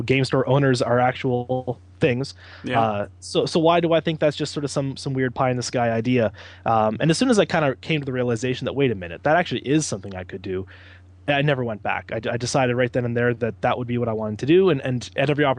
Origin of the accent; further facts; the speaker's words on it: London, Ontario, Canada; also born or lived in Ottawa, Ontario; now in Hamilton, Canada; I'm originally from London, Ontario, so we wanted to move back closer than Ottawa was